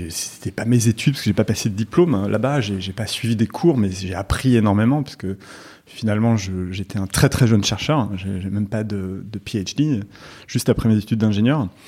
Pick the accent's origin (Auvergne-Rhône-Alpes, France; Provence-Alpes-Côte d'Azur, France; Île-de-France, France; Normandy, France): Île-de-France, France; Paris; born there; also born or lived in Morocco; Je suis né à Paris dans le 17e. Et puis, euh, et puis ensuite, j'ai vécu un tout petit peu à Paris bébé, mais je me souviens pas. Et je suis parti vivre au Maroc.